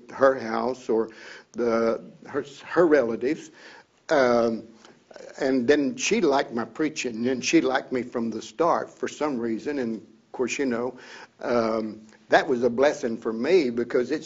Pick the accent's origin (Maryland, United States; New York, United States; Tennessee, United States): Tennessee, United States; accent: redneck; I was a redneck from Tennessee